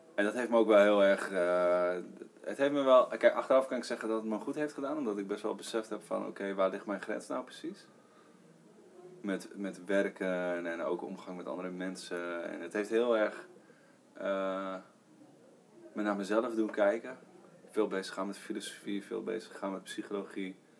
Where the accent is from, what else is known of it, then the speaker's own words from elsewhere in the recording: Heerenveen, Friesland, Netherlands; also born or lived in Leeuwarden; ik ben gewoon opgegroeid in Heerenveen en ik, gewoon Nederlandse jongen